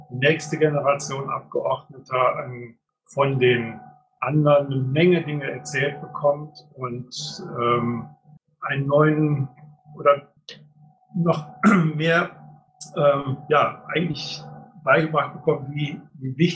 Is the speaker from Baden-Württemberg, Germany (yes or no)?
no; Düsseldorf, North Rhine-Westphalia, Germany; weil ich tatsächlich als Düsseldorfer mit meiner äh, halt hier von um die Ecke komme